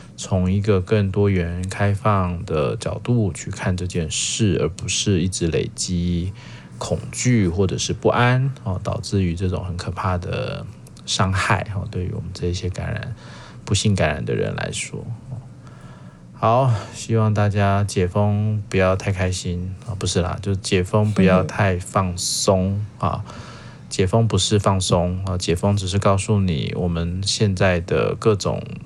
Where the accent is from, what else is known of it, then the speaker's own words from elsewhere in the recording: Taiwan; 我们台湾人